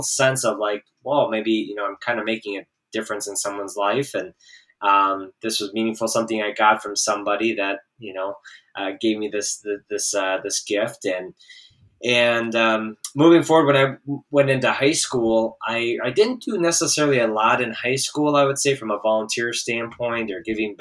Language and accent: English; Columbus, Wisconsin, United States; also born or lived in Oshkosh, Wisconsin / Janesville, Wisconsin; now in Marshall, United States; I grew up in Columbus, Wisconsin, so just north of Madison a little bit. And that's where I was all the way through through high school.